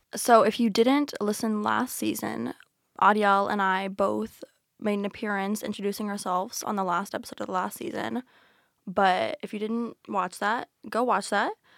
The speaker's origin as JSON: {"language": "English", "region": "Georgia", "country": "United States", "moved": "as an adult", "lives_now": "Philadelphia, United States", "said": "I'm from Georgia"}